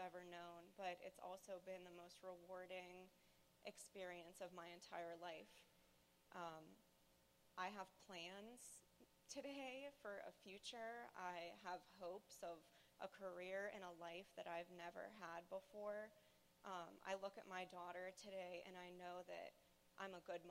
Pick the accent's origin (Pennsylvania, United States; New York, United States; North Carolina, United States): Pennsylvania, United States; Pittsburgh; I'm from Pittsburgh, Pennsylvania